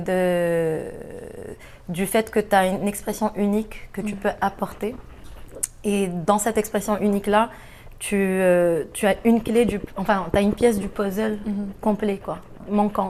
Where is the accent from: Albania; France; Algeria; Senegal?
Algeria; moved away; Je viens de l'Algérie